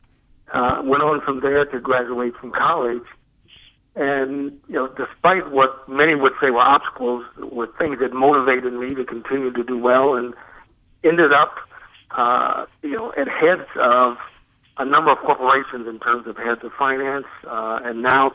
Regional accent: Columbus, Ohio, United States; I grew up in Columbus, Ohio

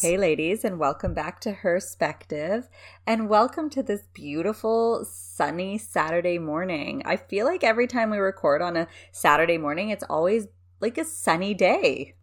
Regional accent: Canada; I'm a Canadian

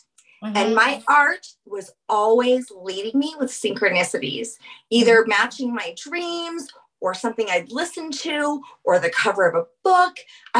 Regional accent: New Orleans, Louisiana, United States; I don't have Native, but I have First Nation Canadian. I'm from New Orleans. So my ancestors are the French Creoles.

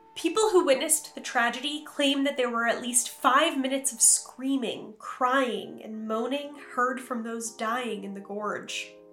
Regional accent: New York, United States; my home state of New York

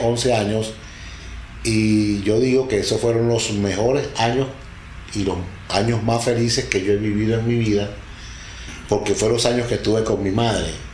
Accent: Delta Amacuro, Venezuela; also born or lived in Tucupita; Soy de Venezuela, estado del Tamacuro, al sur de Venezuela

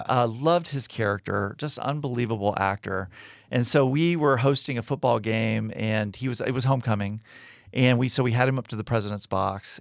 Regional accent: United States; also born or lived in Texas / South Florida; now in Birmingham, United States; I grew up in Texas, grew up in South Florida

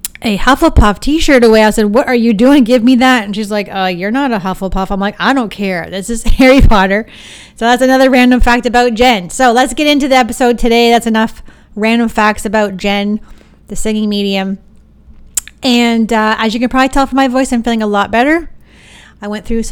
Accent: Sarnia, Ontario, Canada; we're from Sarnia

